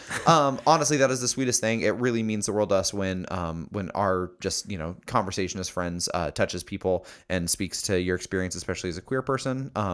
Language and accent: English; Quebec, Canada; English is a second language; By the way, sorry for my shitty English. I'm from Quebec in Canada.